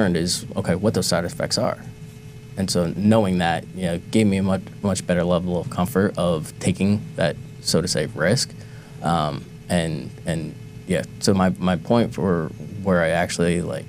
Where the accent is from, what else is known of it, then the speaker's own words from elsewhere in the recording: New Jersey, United States; moved away as an adult; now in Cambridge, United States; we're all from New Jersey